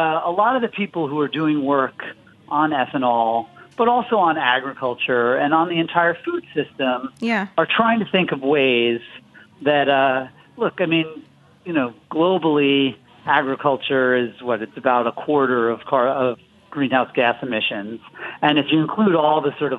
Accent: Florida, United States; my home state of Florida

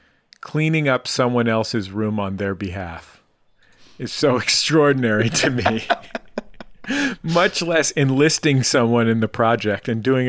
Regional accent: West Coast, United States; She's from the Midwest. We grew up on the West Coast.

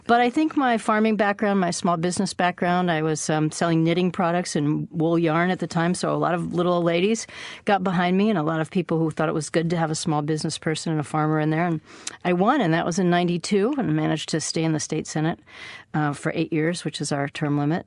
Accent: Minnesota, United States; now in Maine, United States; I was born in Minnesota, and my grandparents were Scandinavian immigrants who had a dairy farm

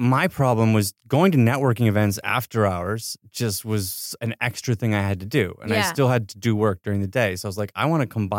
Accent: Ithaca, New York, United States; now in Los Angeles, United States; No, I grew up in Ithaca, New York.

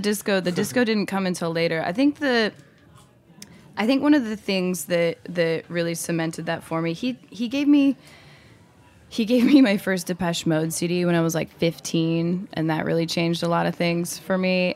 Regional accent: Salt Lake City, Utah, United States; also born or lived in Mexico; now in New York City, United States; I'm from Salt Lake City, Utah, originally

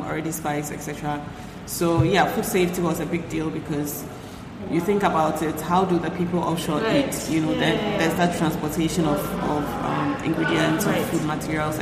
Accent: Ghana; I was born here.

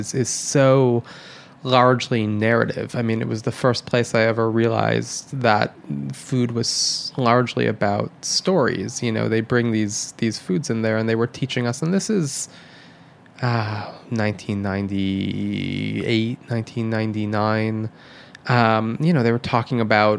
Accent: Michigan, United States; moved away; When I was growing up in Michigan

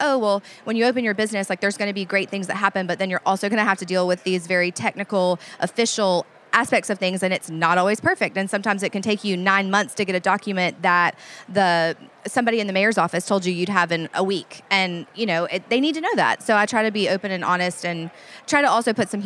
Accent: New Orleans, Louisiana, United States; I'm from New Orleans

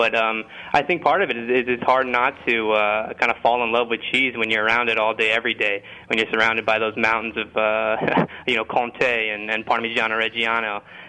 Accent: Indiana, United States; moved away as an adult; I moved out to Boston in 2011, actually, to get a degree in food studies, and I was coming from Indiana, which isn't exactly a gourmet mecca.

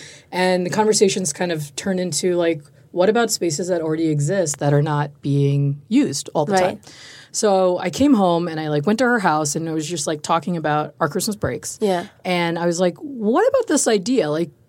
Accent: New York, United States; also born or lived in Chicago; now in Austin, United States; Because I'm like from Chicago, was born and raised in New York. Yeah. So it's like very big cities.

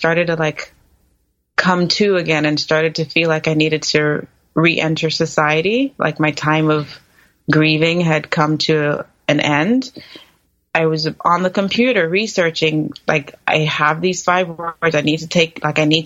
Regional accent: New York, United States; moved away as an adult; also born or lived in Los Angeles; now in California, United States; I'm from New York, and that's where my family home is

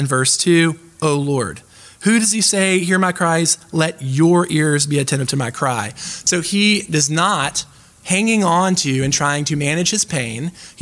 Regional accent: the American South, United States; I'm from the American South

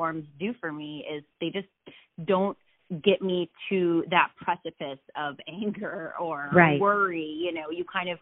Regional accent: Midwest, United States; moved away; I'm from the Midwest

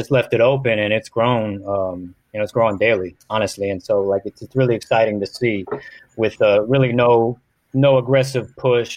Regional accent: California, United States; we're from California, we're creative folk

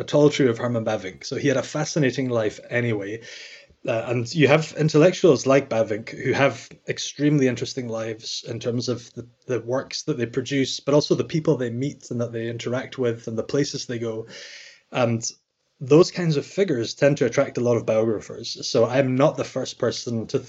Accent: Scotland, United Kingdom; I'm from Scotland, as you can probably tell by my accent

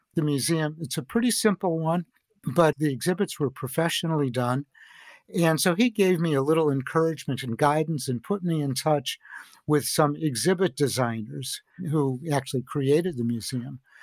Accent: Chicago, Illinois, United States; I grew up in Chicago

